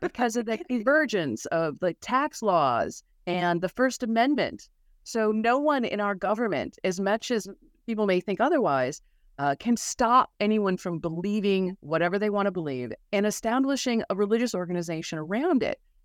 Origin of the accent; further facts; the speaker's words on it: Milwaukee, Wisconsin, United States; I'm from Milwaukee, Wisconsin, very Catholic, on the water, on Lake Michigan